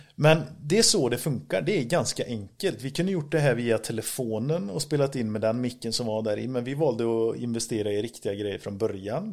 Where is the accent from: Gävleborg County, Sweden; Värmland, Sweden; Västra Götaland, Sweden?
Västra Götaland, Sweden; Grästorp; Vi är från Grästorp båda två.